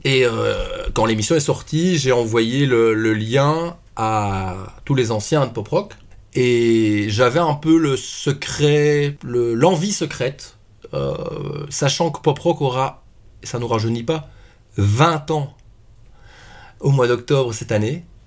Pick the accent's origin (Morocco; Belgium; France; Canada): Belgium; accent: Belgian; mon accent belge